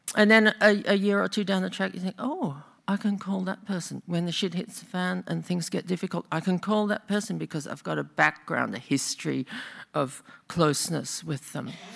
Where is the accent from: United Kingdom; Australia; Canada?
Australia; now in Bay Area, United States; I'm actually from Australia, in case you think I talk funny.